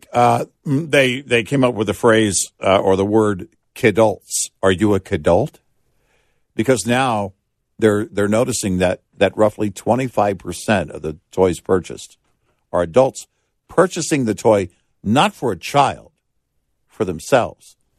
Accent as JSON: {"language": "English", "region": "Texas", "country": "United States", "tie": "born or raised there", "said": "growing up in Texas"}